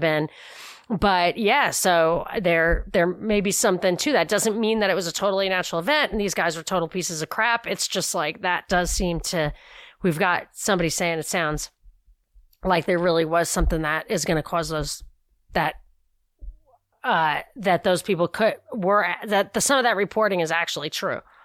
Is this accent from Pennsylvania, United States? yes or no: no; New York, United States; moved away; growing up in New York